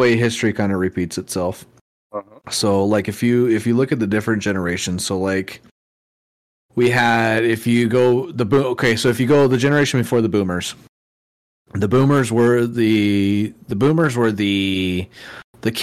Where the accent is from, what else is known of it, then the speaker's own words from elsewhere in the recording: Oakdale, California, United States; now in Idaho, United States; I grew up in Oakdale, California, which is the cowboy capital of the world